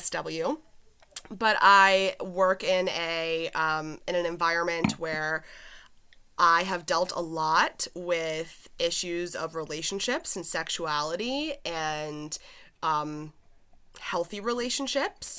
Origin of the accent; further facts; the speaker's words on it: Pennsylvania, United States; accent: southern; moved away; I'm definitely coming from Pennsylvania.